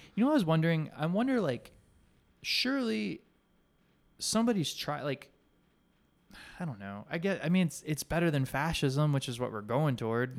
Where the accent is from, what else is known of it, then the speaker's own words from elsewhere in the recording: Alabama, United States; when I was a kid growing up in Alabama